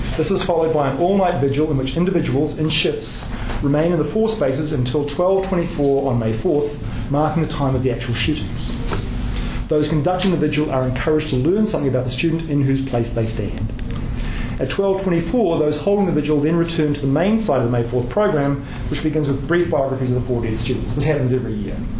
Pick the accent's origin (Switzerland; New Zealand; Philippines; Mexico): New Zealand; moved away as an adult; also born or lived in Kent, Ohio, United States; I'm from New Zealand. Um, I'd never been to the United States uh, prior to going there to do my PhD